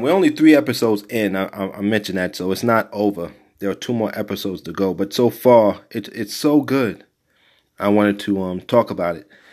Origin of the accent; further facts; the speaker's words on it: New York City, New York, United States; growing up in Brownsville